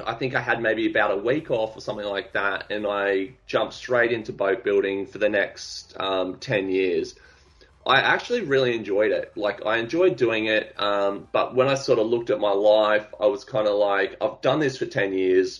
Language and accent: English; Australia; also born or lived in Gold Coast; I'm an Australian artist of the social generation